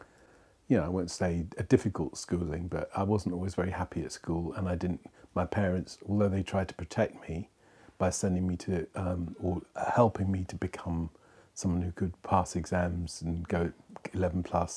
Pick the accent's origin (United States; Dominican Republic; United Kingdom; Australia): United Kingdom; London; I was born in Bethnal Green Hospital